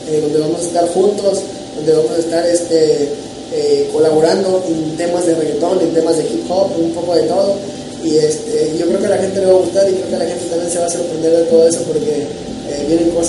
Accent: Lerdo de Tejada, Veracruz, Mexico; la gente sabe que soy de Lerdo, sabe que en realidad no soy del, puerto, pero, pero siempre menciono el puerto y siempre y también menciono Lerdo de Tejada en mi nuevo, en mi nuevo material

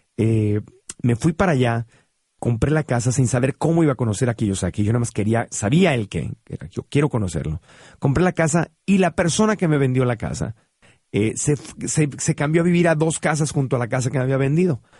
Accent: Tijuana, Baja California, Mexico; crecí en Tijuana. Y en Tijuana crecí viendo cómo cruzaba la gente

